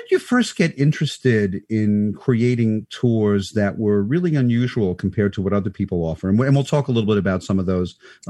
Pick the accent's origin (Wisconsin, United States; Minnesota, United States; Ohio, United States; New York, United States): New York, United States; New York City; I grew up in Manhattan Beach in Brooklyn, but it was in the 70s when I was a teenager